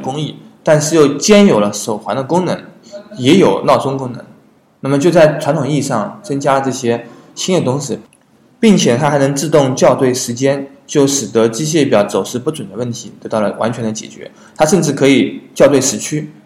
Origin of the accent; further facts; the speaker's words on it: China; 我们中国人